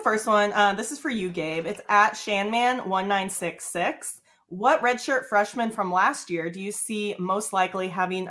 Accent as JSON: {"language": "English", "town": "Omaha", "region": "Nebraska", "country": "United States", "tie": "born or raised there", "moved": "yes", "said": "I was born in Omaha. My family's up there."}